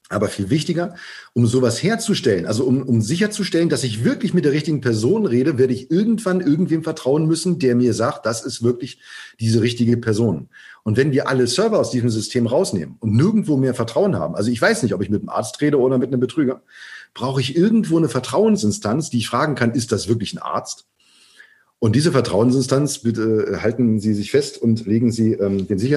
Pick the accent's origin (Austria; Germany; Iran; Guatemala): Germany; West Germany; Ich bin jetzt äh, in, äh, ich bin in der BRD äh, geboren, groß groß geworden.